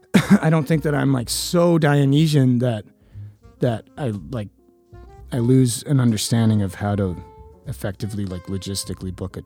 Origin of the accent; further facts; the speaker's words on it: Edmonton, Alberta, Canada; now in Toronto, Canada; I grew up in Edmonton, playing in, like, the scummiest punk bands, and then living in Toronto for 10 years now